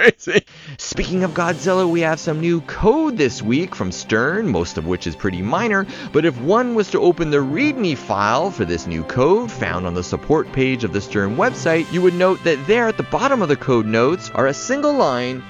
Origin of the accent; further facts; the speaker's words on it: Toronto, Ontario, Canada; right here in my hometown of Toronto, Canada